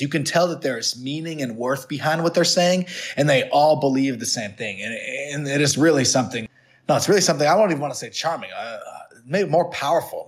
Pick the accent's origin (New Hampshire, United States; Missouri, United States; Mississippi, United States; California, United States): New Hampshire, United States; went to a prep school where I grew up in New Hampshire